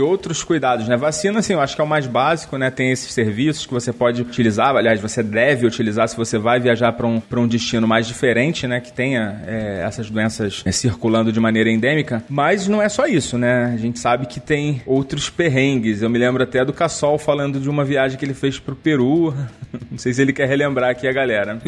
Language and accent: Portuguese; Brazil; a gente nasceu no Brasil